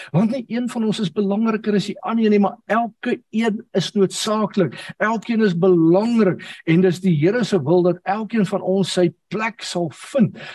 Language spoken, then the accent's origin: Afrikaans; South Africa; ons het groot geword in die AGS kerk waarvan baie van julle sal weet en op 'n stadium in 'n klein dorpie met die naam van Ryten.